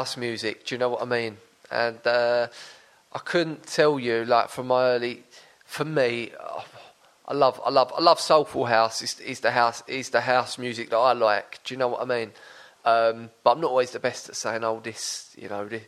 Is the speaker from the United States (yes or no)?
no; Brentwood, East of England, United Kingdom; I'm from Brentwood